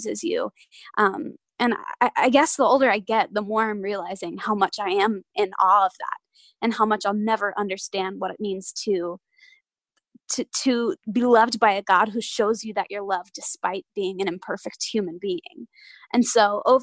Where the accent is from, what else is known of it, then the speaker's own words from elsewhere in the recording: Nashville, Tennessee, United States; born and raised in Nashville